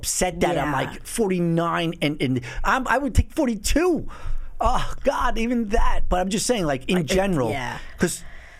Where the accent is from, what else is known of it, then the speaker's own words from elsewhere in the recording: United States; I'm an American